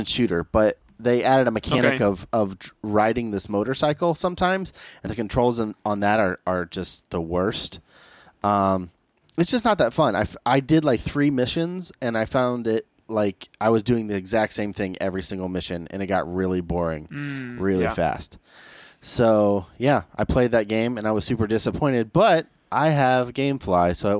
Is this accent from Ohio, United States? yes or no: yes; Ohio, United States; I'm from Ohio